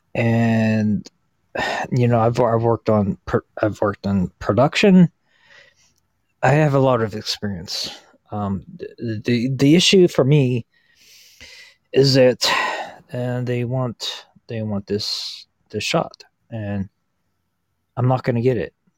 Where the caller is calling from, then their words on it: Pittsburgh, Pennsylvania, United States; I'm calling from uh, Pittsburgh, Pennsylvania